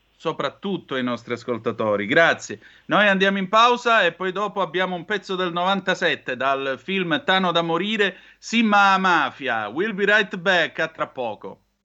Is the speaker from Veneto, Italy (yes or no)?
no; Calabria, Italy